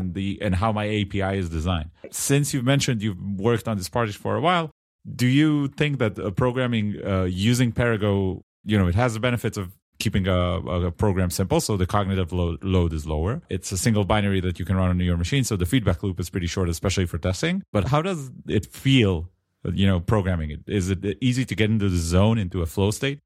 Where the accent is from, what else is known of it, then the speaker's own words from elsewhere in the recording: Israel; accent: Israeli; my Israeli accent